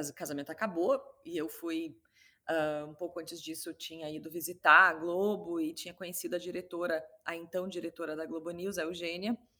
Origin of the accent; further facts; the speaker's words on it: Rio Grande do Sul, Brazil; moved away; also born or lived in Rio de Janeiro; eu sou gaúcha